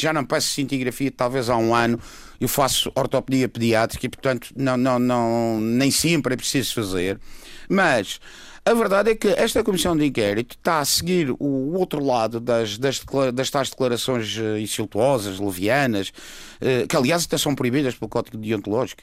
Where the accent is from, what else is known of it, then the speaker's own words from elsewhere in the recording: Madeira, Portugal; como madeirense, muito madeirense que sou